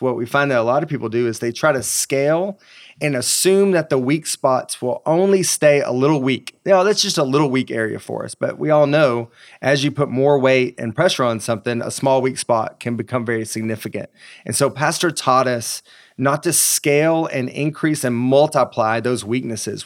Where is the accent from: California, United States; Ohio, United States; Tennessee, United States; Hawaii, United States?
Tennessee, United States; East; I grew up in a very small town in East Tennessee.